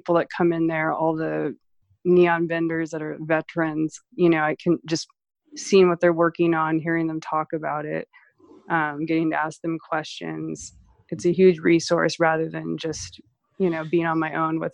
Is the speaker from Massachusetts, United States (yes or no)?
no; San Diego, California, United States; moved away as an adult; also born or lived in San Francisco; now in Los Angeles, United States; when I grew up in San Diego